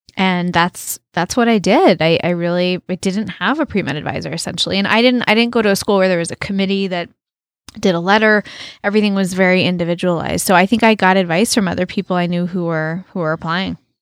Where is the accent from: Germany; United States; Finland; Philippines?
United States; moved away as an adult; also born or lived in Canada; I was from the United States